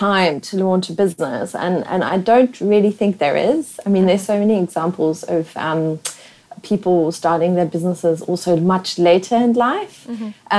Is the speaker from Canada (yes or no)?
no; South Africa; accent: pavement special; first language German; English is a second language; moved away as an adult; also born or lived in Namibia / London, United Kingdom; now in Singapore; I was living in South Africa all the way, and Namibia sort of both, till the age of 21